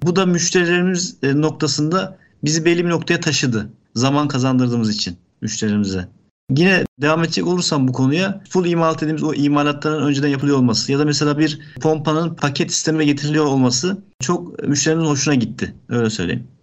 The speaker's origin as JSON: {"language": "Turkish", "region": "Ankara", "country": "Turkey", "tie": "born or raised there", "also_born_or_lived": "Yozgat", "moved": "as an adult", "lives_now": "Bursa, Turkey", "said": "Ankara, e, bin dokuz yüz seksen dokuz doğumluyum."}